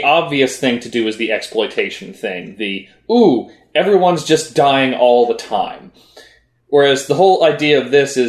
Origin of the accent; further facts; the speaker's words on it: the South, United States; I'm from the South also